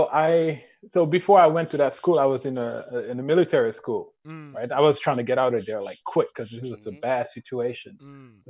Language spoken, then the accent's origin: English; Dakar, Senegal; moved away as an adult; now in Tampa, United States; I'm from Dakar, Senegal, but I now live in Tampa